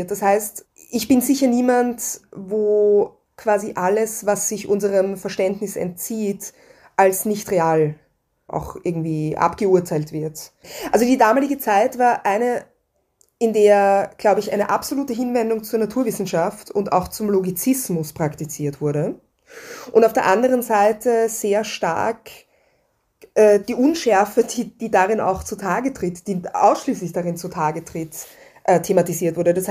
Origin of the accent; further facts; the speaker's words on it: Vienna, Austria; die mir zum Beispiel als Wienerin an die Türkenbelagerung vermittelt wurde.